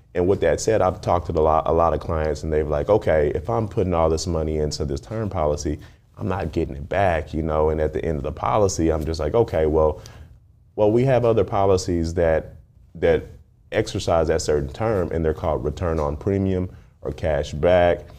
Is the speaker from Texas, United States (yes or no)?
yes; Dallas, Texas, United States; I grew up in Dallas, when I, it was a smaller city, smaller mindset